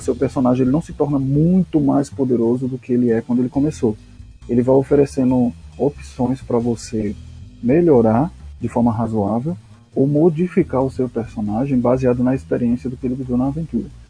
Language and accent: Portuguese; Pernambuco, Brazil; eu sou de Pernambuco